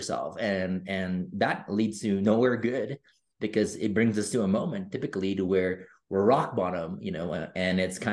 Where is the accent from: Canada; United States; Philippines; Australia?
Philippines; I grew up in the Philippines